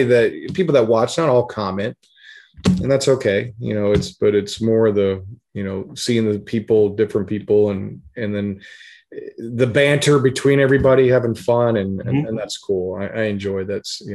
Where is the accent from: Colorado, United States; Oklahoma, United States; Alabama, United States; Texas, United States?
Colorado, United States; Denver; I grew up in Denver